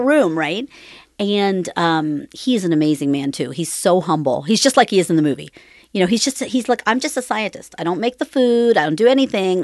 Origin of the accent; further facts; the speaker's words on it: Cambridge, Ohio, United States; was born and raised in Cambridge, Ohio, which is southeastern Ohio